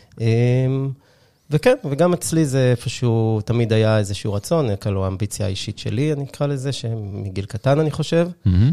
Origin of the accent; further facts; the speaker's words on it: Haifa, Haifa District, Israel; הייתי שכן שלך, אני חושב, אני חיפאי במקור